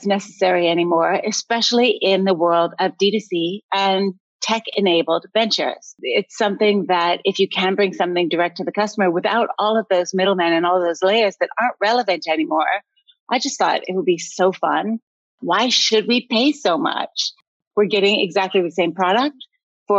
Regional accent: Canada; moved away; also born or lived in United States; I'm Canadian, but I watched America and lived there for a long time.

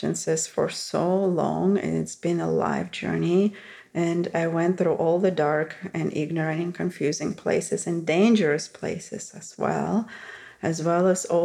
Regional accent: Russia; moved away; growing up in Russia

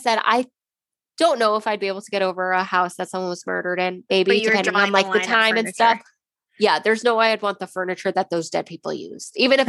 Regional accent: Lake Ronkonkoma, New York, United States; moved away; Long Island, New York. I'm from Lake Ronkonkoma.

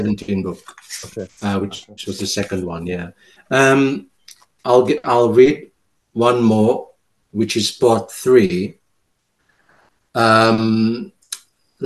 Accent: Cape Town, Western Cape, South Africa; first language Afrikaans; English is a second language; now in France; I'm bilingual, obviously, coming from Cape Town, South Africa.

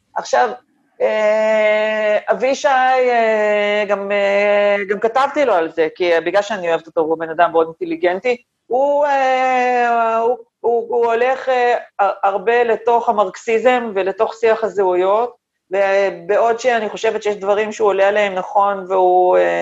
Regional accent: Tel Aviv, Tel Aviv District, Israel; שני הוריי גדי, ילידי תל אביב, אני מחזיקה את עצמי בעיני עצמי דור שלישי לתל

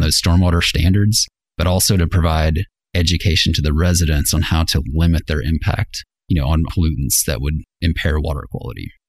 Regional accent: Fort Smith, Arkansas, United States; moved away as an adult; also born or lived in Fayetteville, Arkansas; I grew up in Fort Smith.

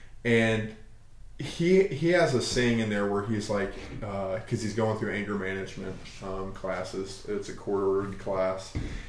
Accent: Arkansas, United States; And I'm from Arkansas, and I never really dealt with it there.

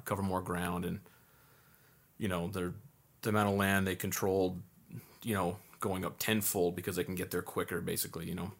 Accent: Southern California, United States; growing up in Southern California

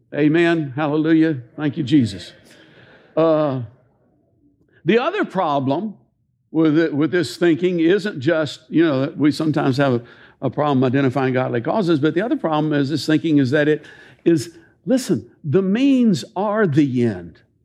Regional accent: Tennessee, United States; I love being born and raised a Tennessean

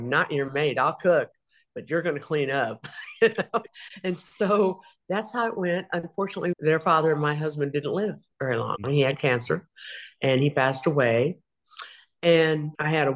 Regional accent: Topeka, Kansas, United States; moved away as an adult; also born or lived in Belle Plaine, Iowa / rural Arkansas / Minnesota; now in Texas, United States; we moved from rural Arkansas to Topeka, Kansas, okay, where I grew up. When I was about 8, we moved there

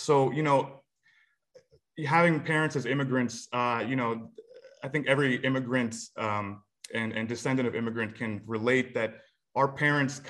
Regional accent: Silicon Valley, California, United States; growing up in Silicon Valley

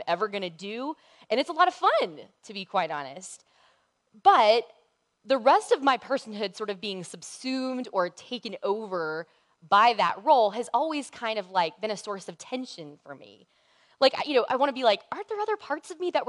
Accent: the South, United States; I grew up in the South

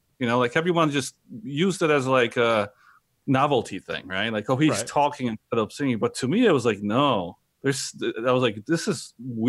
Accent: Chicago, Illinois, United States; also born or lived in Brooklyn; because, you know, growing up around Chicago and in Brooklyn, like, you know, it's just a different feel, different vibe, right?

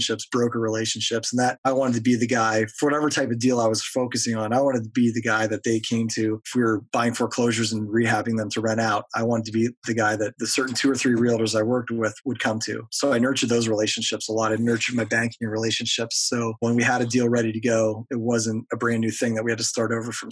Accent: Erie, Pennsylvania, United States; my hometown

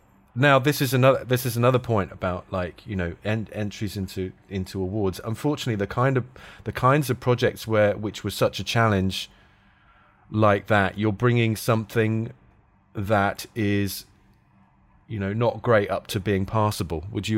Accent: London, United Kingdom; born there; So... I moved back to London. I was born in London, but I moved back to London and then tried to get into that.

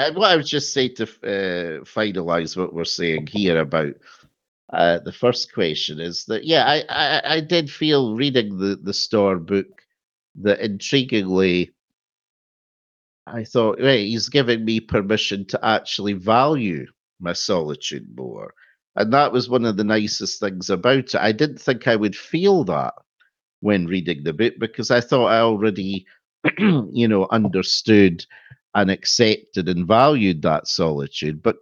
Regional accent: Scotland, United Kingdom; no, we're Scottish

